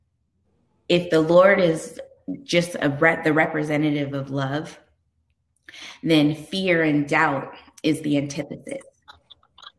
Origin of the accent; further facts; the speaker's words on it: California, United States; I'm from California